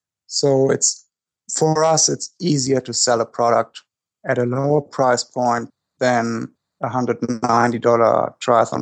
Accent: Germany; English is a second language; now in United States

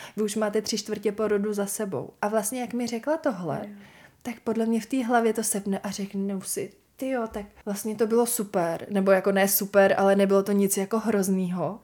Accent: Bohemia, Czechia; also born or lived in Los Angeles / New York / Milan; u nás v Čechách to tenkrát vůbec nebylo

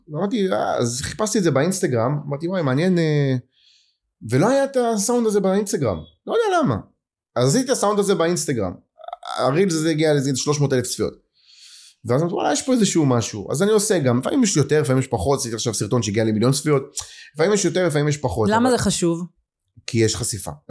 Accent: Ashdod, Southern District, Israel; באשדוד, באזור ב'. אבל אמ, הסתובבתי כאילו ילד של הרבה אזורים.

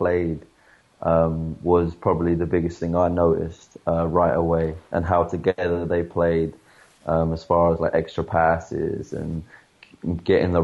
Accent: England, United Kingdom; moved away as an adult; now in Spain; I'm from England

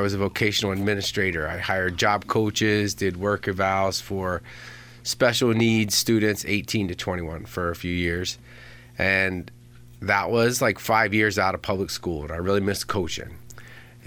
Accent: Appalachia, Southern Ohio, United States; accent: southern drawl; moved away; I grew up in Southern Ohio, Appalachia area

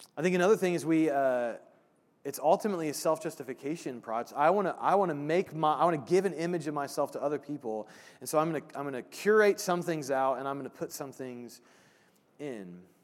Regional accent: Brownsburg, Indiana, United States; Brownsburg, the town I grew up

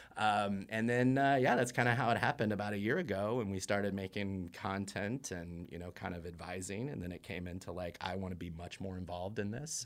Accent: Indiana, United States; moved away; I'm from Indiana

